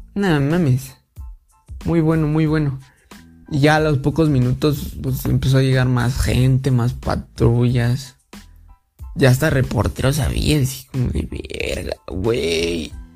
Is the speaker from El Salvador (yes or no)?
no; Mexico; yo pues como como buen mexicano